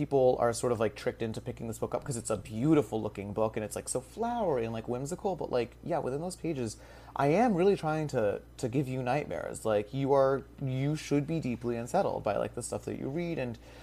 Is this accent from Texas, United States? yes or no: no; Madison, Connecticut, United States; RJ Julia in Madison, Connecticut. That's my hometown